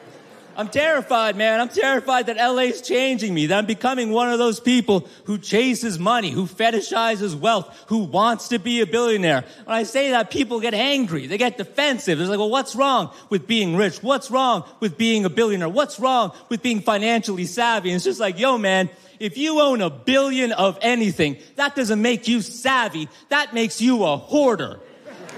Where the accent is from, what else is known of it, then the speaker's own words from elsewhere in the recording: Canada; now in Los Angeles, United States; I live in Los Angeles, but I'm from Canada.